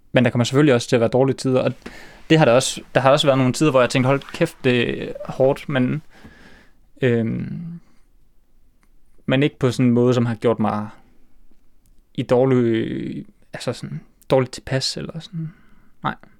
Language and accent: Danish; Aalborg, North Denmark Region, Denmark; der var en familiefest hjemme i Aalborg